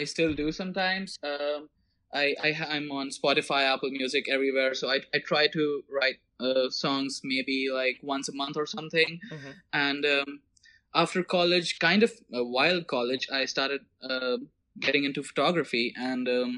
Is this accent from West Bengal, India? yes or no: no; Mumbai, Maharashtra, India; moved away as an adult; now in Prague, Czech Republic; I was born and raised in Mumbai, and just last year I moved to Prague